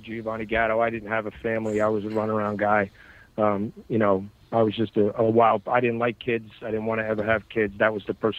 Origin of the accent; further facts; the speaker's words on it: Bayonne, New Jersey, United States; So I grew up in Hudson County in, you know, Jersey City, Bayonne, Hoboken. I grew up in Bayonne, New Jersey. That's okay. My neighborhood. So I was surrounded by it since birth.